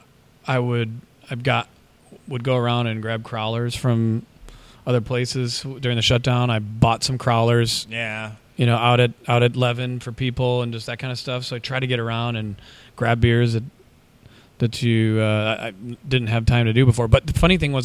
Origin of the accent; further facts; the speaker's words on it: Minnesota, United States; moved away; I'm from Minnesota, got friends and family all over